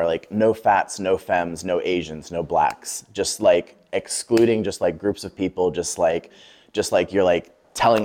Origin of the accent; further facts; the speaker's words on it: Lancaster, Pennsylvania, United States; moved away as an adult; now in Brooklyn, United States; I'm originally from Lancaster, Pennsylvania.